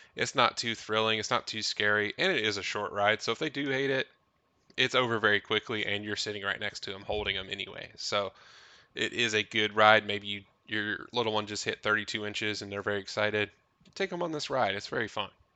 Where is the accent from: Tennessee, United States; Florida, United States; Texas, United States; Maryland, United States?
Tennessee, United States; we grew up in Tennessee